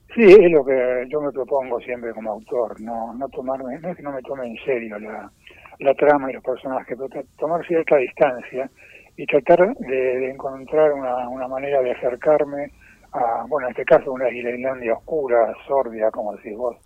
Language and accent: Spanish; Buenos Aires, Argentina; moved away as an adult; now in Sierra de Córdoba, Argentina; soy porteño de nacimiento, viví ahí hasta pasado ya casi los cincuenta pirulos